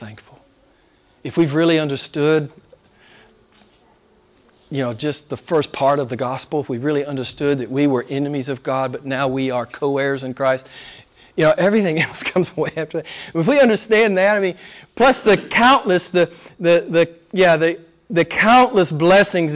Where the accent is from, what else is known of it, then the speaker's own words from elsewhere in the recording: United States; moved away; my home state back in the U.S.